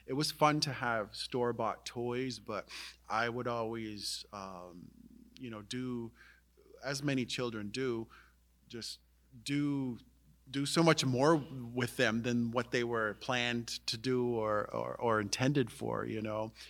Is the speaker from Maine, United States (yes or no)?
yes; Indian Island, Maine, United States; I was fortunate to grow up on Indian Island, um, which is an island in the Penobscot River.